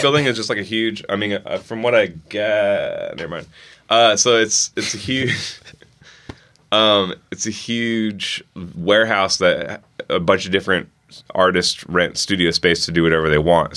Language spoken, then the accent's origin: English; Bremerton, Washington, United States; I was born and raised in Bremerton